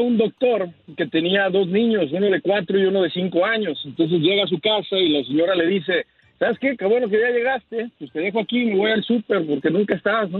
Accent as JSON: {"language": "Spanish", "country": "Mexico", "tie": "born or raised there", "moved": "yes", "lives_now": "Canada", "said": "yo nací en México. Eh, nací en México y este, me vine para acá con toda mi familia"}